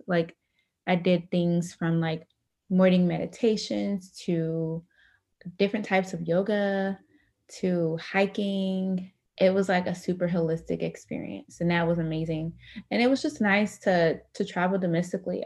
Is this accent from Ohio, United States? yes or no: yes; Dayton, Ohio, United States; now in Grand Rapids, United States; I am originally from Dayton, Ohio. Currently reside in Grand Rapids, Michigan